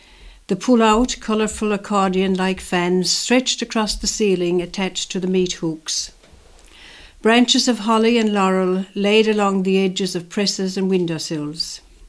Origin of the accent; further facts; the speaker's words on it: Ireland; growing up in Kerikeri West.